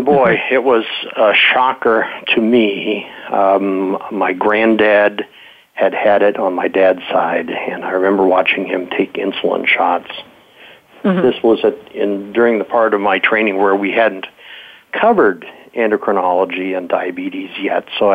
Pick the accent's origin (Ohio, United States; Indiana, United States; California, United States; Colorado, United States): California, United States; Modesto; my childhood, I grew up in Modesto, California.